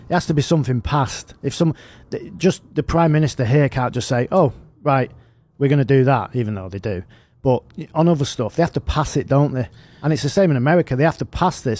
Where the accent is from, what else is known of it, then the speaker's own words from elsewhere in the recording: United Kingdom; us as, as, as British people